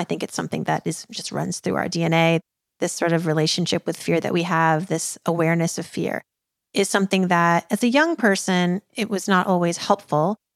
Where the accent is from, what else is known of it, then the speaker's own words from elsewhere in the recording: Worcester, Massachusetts, United States; moved away; also born or lived in New York City; I was born in Worcester, Massachusetts, and that culture clash, let me tell you, growing up, uh, you know, in Massachusetts in the eighties